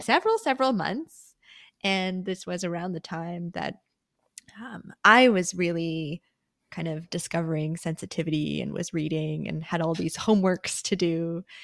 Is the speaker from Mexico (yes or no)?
no; Canada; I'm born in Canada. I do identify as Canadian.